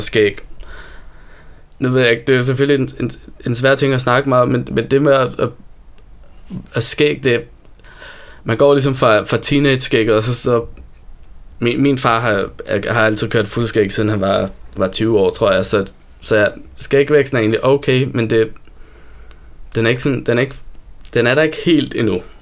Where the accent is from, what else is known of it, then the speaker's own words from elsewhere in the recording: Copenhagen, Capital Region of Denmark, Denmark; now in Copenhagen, Denmark; jeg voksede op ude i Sydhavn